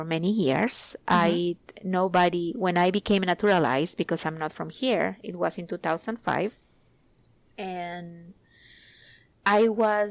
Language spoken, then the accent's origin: English; Peru; moved away as an adult; now in Virginia, United States; I am originally from Peru